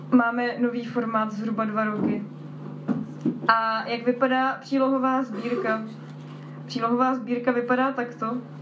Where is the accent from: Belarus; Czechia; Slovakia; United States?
Slovakia; accent: Slovak; omluvte můj slovenský přízvuk